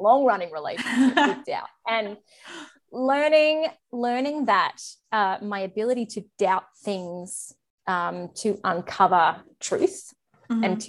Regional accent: Australia; I'm Australian.

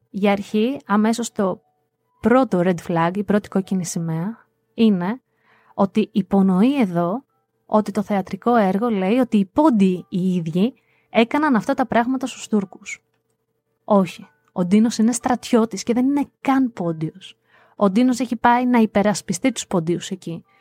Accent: Greece; Αγαπώ την πατρίδα μου, αγαπώ τη χώρα μου, είμαι Ελληνίδα μέχρι τα βάθη της ψυχής μου

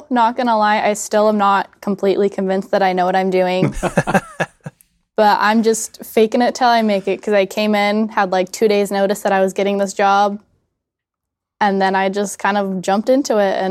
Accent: Atlanta, Georgia, United States; Um, so I am from, I tell people I'm from Atlanta, Georgia. I kind of grew up all over the United States, though.

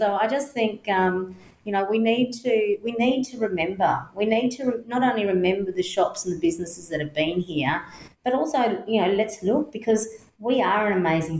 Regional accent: Healesville, Victoria, Australia; The longest I've been out of Healesville was a month in my entire life.

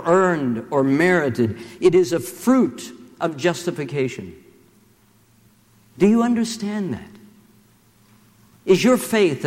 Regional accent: Charleston, West Virginia, United States; my hometown of Charleston, West Virginia

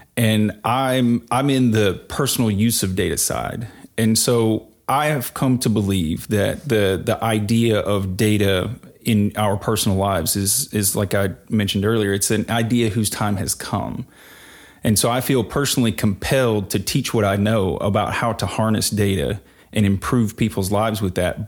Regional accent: rural Mississippi, United States; now in Nashville, United States; I grew up in rural Mississippi in the woods

